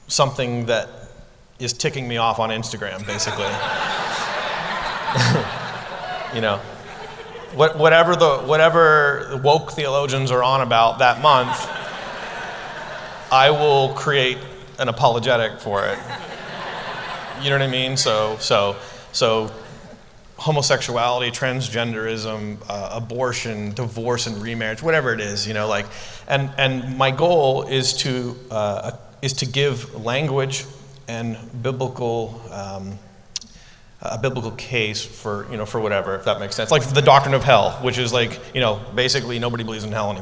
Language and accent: English; Ontario, Canada; moved away; also born or lived in Portland, Oregon / New York City; I'm from Canada, from Ontario